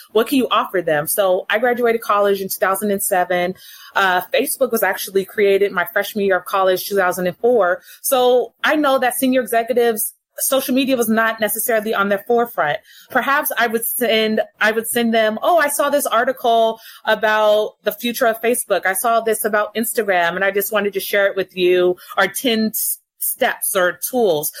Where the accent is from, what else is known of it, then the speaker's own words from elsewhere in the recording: Los Angeles, California, United States; born and raised in Los Angeles